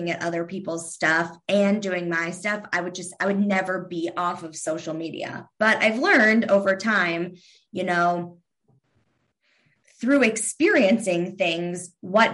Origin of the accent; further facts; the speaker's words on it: Kentucky, United States; I'm from Kentucky.